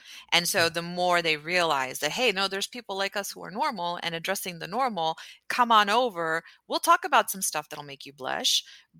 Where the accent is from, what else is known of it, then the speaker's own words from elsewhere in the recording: Houston, Texas, United States; moved away; No, I'm from Houston, Texas, which is amazing.